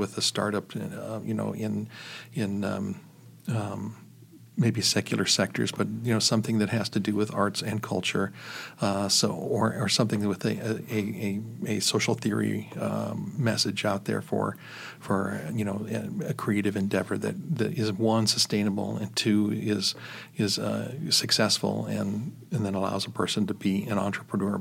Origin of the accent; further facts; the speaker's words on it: Chicago, Illinois, United States; moved away; I was born and raised in Chicago